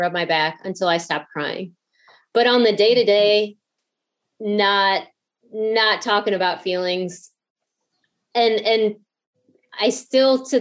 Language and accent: English; outside of St. Louis, Southern Illinois, United States; I grew up outside of St. Louis